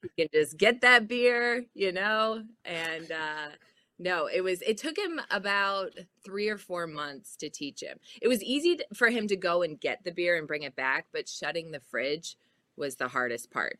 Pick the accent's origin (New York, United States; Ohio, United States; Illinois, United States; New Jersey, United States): Illinois, United States; Chicago; my dad's from Minnesota, but I grew up in Chicago